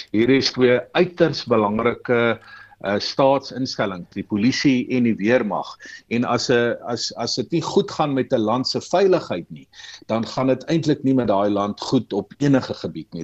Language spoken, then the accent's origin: Afrikaans; South Africa; ons as Suid-Afrikaners